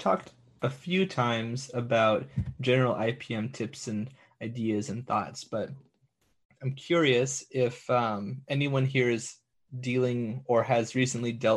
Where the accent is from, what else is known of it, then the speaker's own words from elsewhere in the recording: San Diego, California, United States; I'm from San Diego